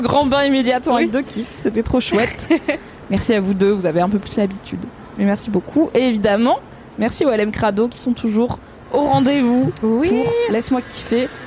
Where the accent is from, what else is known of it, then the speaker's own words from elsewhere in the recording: Drôme, Auvergne-Rhône-Alpes, France; j'ai grandi dans la Drôme au sud de Lyon